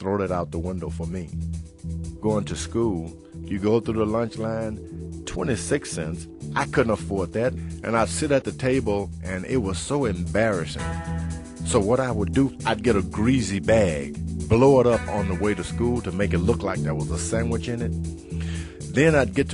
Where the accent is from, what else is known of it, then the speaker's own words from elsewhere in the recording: Houston, Texas, United States; Growing up in Houston, Texas, my whole life was spent trying to get enough to eat.